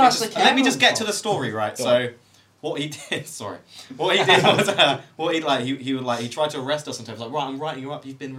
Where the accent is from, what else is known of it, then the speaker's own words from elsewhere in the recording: Birmingham, West Midlands, United Kingdom; I'm from Birmingham. And I'm 23.